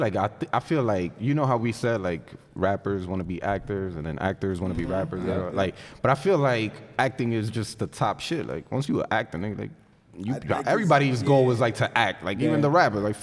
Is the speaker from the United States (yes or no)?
yes; Corona, United States; we're from Corona.